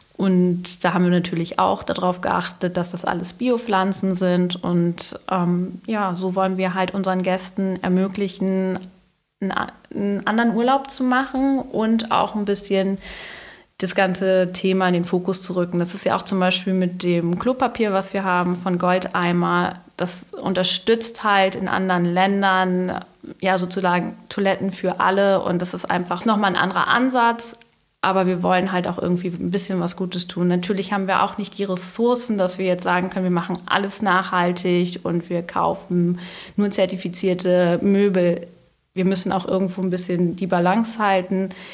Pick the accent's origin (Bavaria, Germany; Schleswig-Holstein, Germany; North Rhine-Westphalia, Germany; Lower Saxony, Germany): Schleswig-Holstein, Germany; Dahme; ich bin in Oldenburg geboren und bin in Dahme aufgewachsen